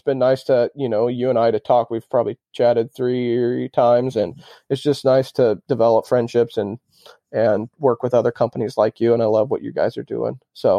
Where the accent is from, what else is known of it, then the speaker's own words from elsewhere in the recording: Spokane, Washington, United States; Growing up, we had a cabin out on Lake Roosevelt, which is a little bit more west to Spokane.